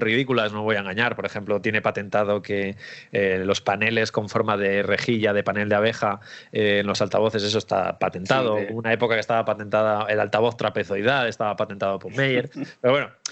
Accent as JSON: {"language": "Spanish", "region": "Asturias", "country": "Spain", "moved": "yes", "lives_now": "Barcelona, Spain", "said": "Allí en Asturias, sí. Sí, yo soy asturiano"}